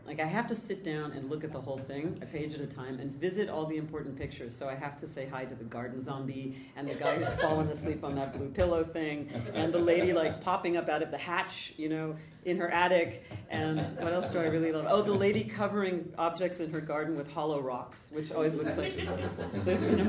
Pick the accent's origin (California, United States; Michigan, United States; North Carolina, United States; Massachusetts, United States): California, United States; now in New York City, United States; I grew up in California